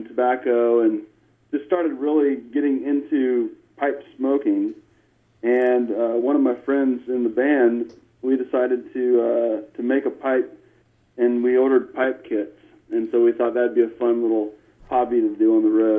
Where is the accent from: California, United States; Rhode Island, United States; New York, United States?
California, United States; moved away as an adult; now in Nashville, United States; I grew up out in California